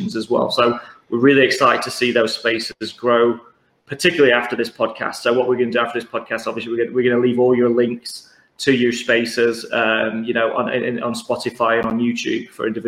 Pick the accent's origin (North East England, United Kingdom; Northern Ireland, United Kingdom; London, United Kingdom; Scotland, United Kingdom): London, United Kingdom; we're from London.